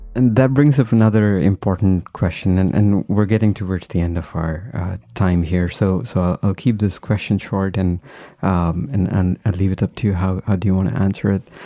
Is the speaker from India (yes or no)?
yes; India; now in United States; I, I grew up in India, but then I was here for a long time.